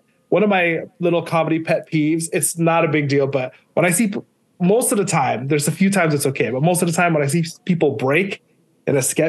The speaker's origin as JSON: {"language": "English", "country": "Micronesia", "tie": "born or raised there", "said": "You know, I grew up in Micronesia. We didn't even have cable TV, but my dad had like the Star Wars VHSs."}